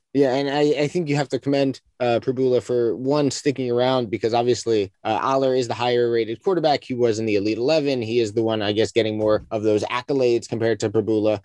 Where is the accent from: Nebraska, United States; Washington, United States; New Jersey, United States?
New Jersey, United States; I'm from New Jersey.